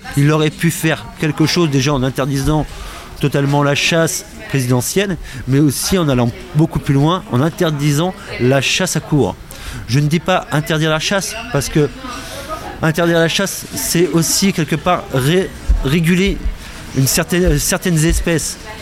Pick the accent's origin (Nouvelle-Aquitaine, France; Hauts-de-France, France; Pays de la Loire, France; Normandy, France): Hauts-de-France, France; Picardy; enfant picard c'est pour ça que j'en parle au président parce qu'on est de la même région on est de Picardie tous les deux